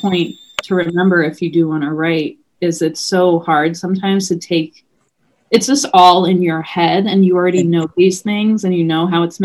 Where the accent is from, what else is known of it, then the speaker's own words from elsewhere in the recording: New York, United States; growing up in New York